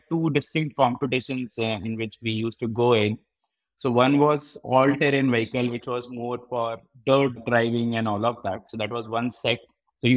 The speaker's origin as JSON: {"language": "English", "town": "Gwalior", "region": "Madhya Pradesh", "country": "India", "tie": "born or raised there", "said": "I was born and brought up in Gwalior, Madhya Pradesh"}